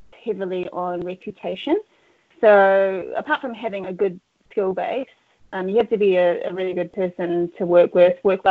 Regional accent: Auckland, New Zealand; I'm from Auckland, New Zealand. I was born and raised here

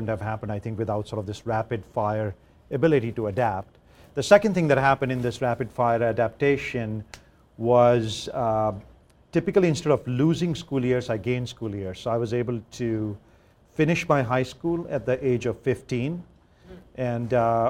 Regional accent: Uttar Pradesh, India; I grew up in India. I grew up in a small state, which is actually the largest state in India, but it's become smaller now because it's been chopped up into two parts called Uttar Pradesh.

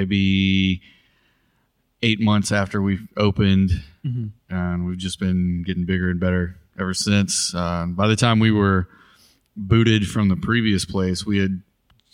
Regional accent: Bayou La Batre, Alabama, United States; now in Mobile, United States; I grew up in the south part of Mobile County, Irvington, Bile Battery area

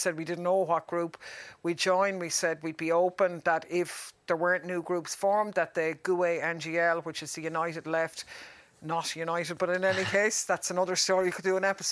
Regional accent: Ireland; we're Irish

